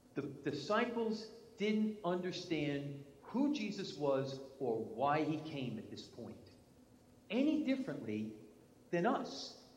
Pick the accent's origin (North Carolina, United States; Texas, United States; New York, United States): New York, United States; accent: New York; moved away; my New York English